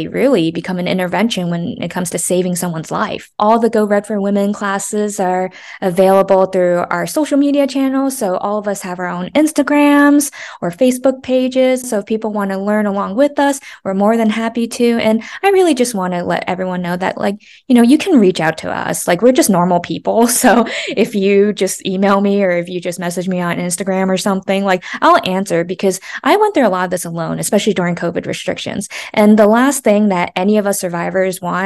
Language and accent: English; United States; moved away; I'm from the East Coast. I'm from New Jersey, New York area. So like I'm used to talking really fast